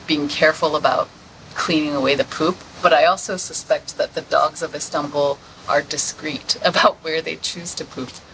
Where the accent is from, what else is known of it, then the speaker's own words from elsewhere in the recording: Hong Kong; moved away; also born or lived in New York / Los Angeles / San Francisco; I am from Hong Kong originally, and I've lived in New York and LA and San Francisco.